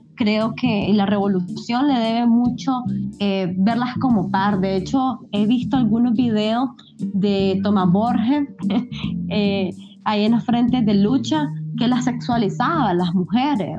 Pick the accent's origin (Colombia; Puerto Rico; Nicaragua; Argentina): Nicaragua; como mujer nicaragüense, mujer centroamericana